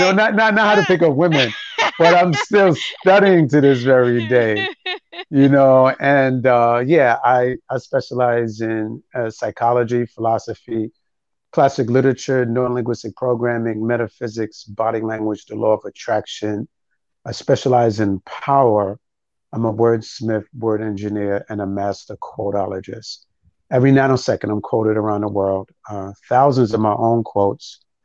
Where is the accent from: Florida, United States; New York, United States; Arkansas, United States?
New York, United States; New York City; moved away as an adult; also born or lived in Harlem, New York / Brooklyn, New York; now in Prince George's County, Maryland, United States; I was born in Harlem, raised in the Bronx. I lived in Brooklyn for over 15 years